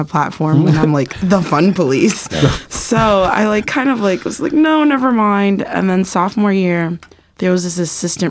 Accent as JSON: {"language": "English", "town": "New York City", "region": "New York", "country": "United States", "tie": "born or raised there", "moved": "as an adult", "said": "I'm from New York City, so I went to high school in the Bronx."}